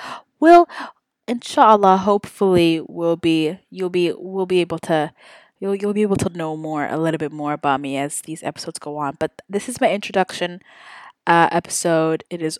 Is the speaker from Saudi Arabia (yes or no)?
yes; Saudi Arabia; now in Houston, United States; I was born and raised in Saudi Arabia, which is crazy, and I am ethnically Somali.